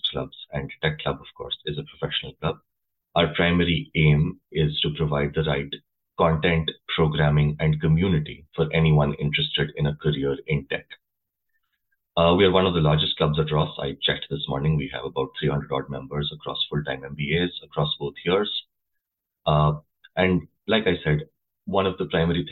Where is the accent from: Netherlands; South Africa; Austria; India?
India; moved away as an adult; now in United States; I come from India originally.